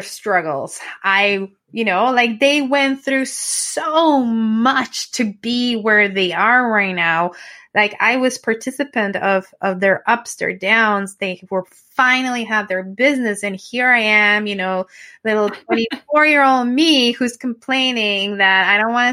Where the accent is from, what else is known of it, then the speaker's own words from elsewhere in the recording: Mexico; English is a second language; moved away as an adult; now in Canada; going back to my hometown just because it's not safe, unfortunately, because it's, again, a border town